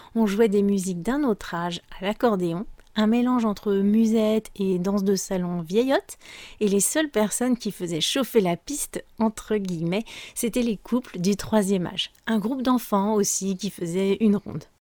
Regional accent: France; je suis française

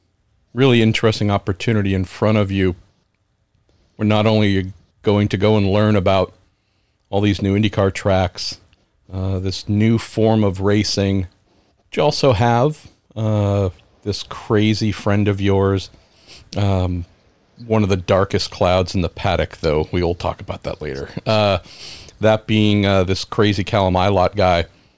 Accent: California, United States; in my home state of California.

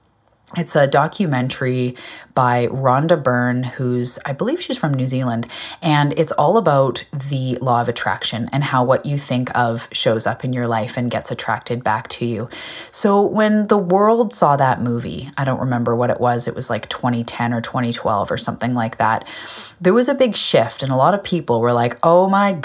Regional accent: Canada; I'm a Canadian. I live on an island off the west coast of Canada called Vancouver Island

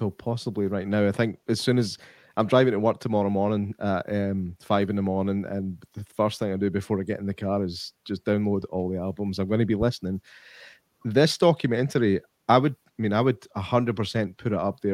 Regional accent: Scotland, United Kingdom; as a Scotsman

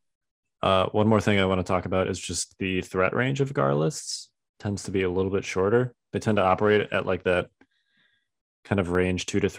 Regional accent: Chicago, Illinois, United States; I grew up in Chicago

